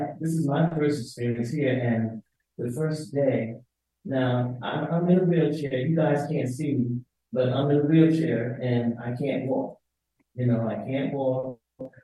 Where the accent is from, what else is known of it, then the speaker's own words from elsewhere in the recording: Pennsylvania, United States; I come from Pennsylvania